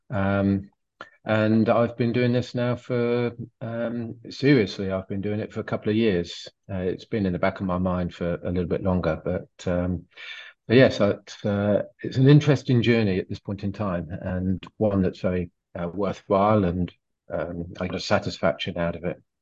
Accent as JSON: {"language": "English", "country": "France", "second_language": "English", "said": "I'm French."}